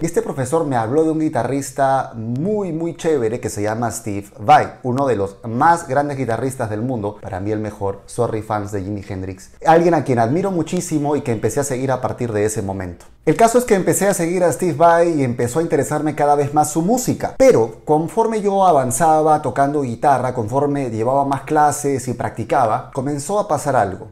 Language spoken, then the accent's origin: Spanish; Peru; moved away as an adult; also born or lived in Mexico; en mi país, Perú